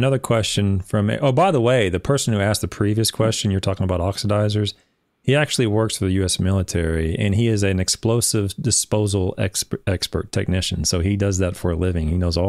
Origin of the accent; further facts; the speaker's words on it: Oklahoma, United States; I'm from Oklahoma